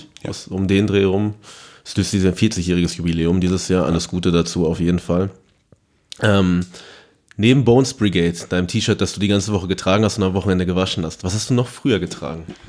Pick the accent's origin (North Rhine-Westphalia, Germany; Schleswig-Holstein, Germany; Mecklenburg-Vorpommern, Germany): North Rhine-Westphalia, Germany; Paderborn; bei uns in Paderborn